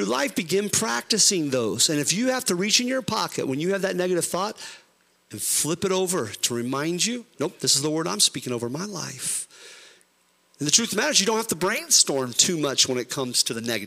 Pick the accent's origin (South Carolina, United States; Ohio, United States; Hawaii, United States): Ohio, United States; We're from Ohio